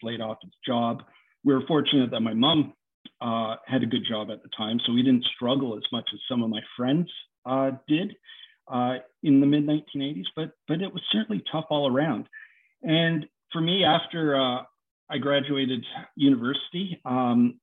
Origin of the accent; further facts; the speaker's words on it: Hamilton, Ontario, Canada; I grew up in Hamilton, in central Hamilton, actually, in the late 1970s, 1980s.